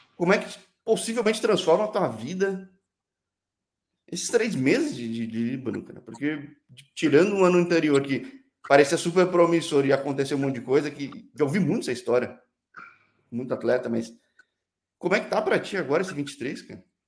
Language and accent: Portuguese; Brazil; sou brasileiro